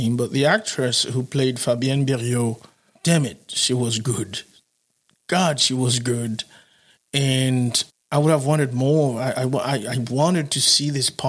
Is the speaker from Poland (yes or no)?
no; Haiti; I'm from Haiti